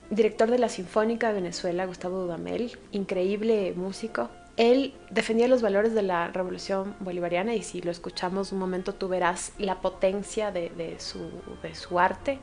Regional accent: Ecuador; como ecuatorianos exportamos

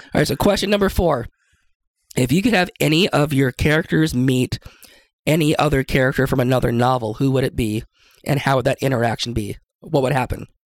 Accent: Seattle, Washington, United States; now in Idaho, United States; I'm from Seattle growing up

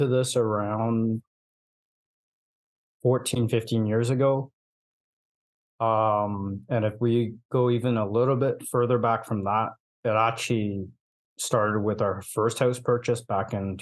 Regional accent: Hong Kong; moved away; I'm from Hong Kong

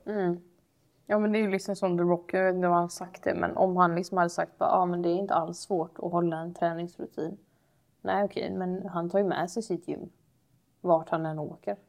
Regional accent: Sweden; Vi är väldigt sällan svenskar som pratar på det sättet

